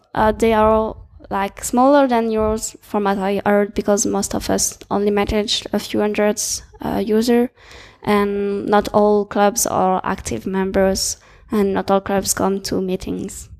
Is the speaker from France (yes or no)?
yes; France; I'm from France.